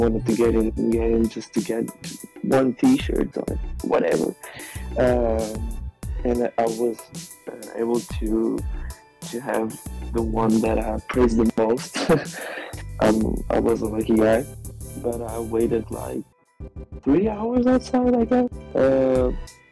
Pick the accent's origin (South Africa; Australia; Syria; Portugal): Portugal; I'm from Portugal, and I'm 22.